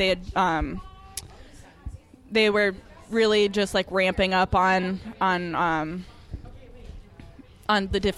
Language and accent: English; Minnesota, United States; I'm from Minnesota, so we did the Red, White, and Boom on July 4th.